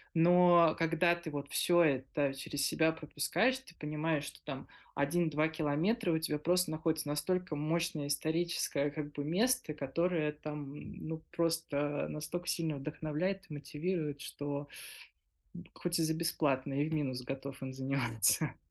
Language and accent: Russian; Stary Oskol, Belgorod Oblast, Russia; как э, коренной старооскольницы